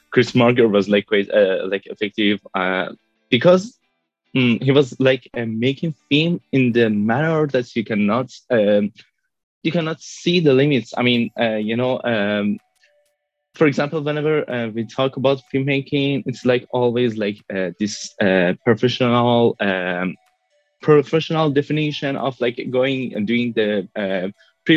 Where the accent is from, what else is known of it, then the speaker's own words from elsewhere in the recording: Tehran, Tehran Province, Iran; moved away as an adult; now in Brussels, Belgium; I was born in Tehran, but I'm living in Brussels